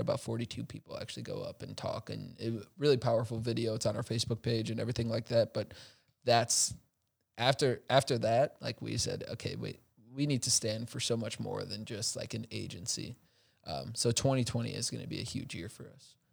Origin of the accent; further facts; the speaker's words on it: Chicago, Illinois, United States; now in Milwaukee, United States; I'm originally from Chicago